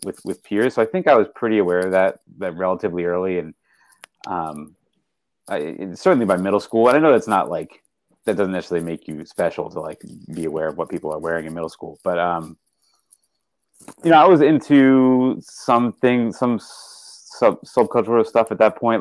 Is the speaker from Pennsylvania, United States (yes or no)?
yes; west of Philadelphia, Pennsylvania, United States; moved away as an adult; now in Silver Spring, Maryland, United States; I grew up um, west of Philadelphia